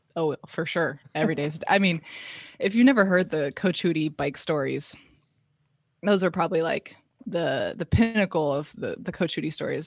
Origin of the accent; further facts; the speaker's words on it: Palo Alto, California, United States; born and raised in Palo Alto, California, Bay Area